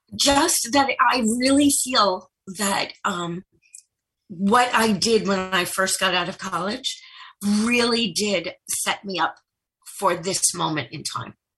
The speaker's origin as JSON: {"language": "English", "town": "Merrick", "region": "New York", "country": "United States", "said": "I'm originally from Merrick, okay, and then I student taught in Jericho"}